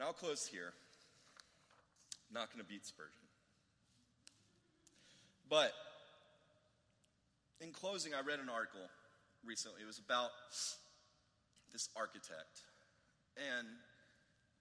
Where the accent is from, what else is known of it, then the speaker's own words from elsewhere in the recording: United States; he could have identified me as an American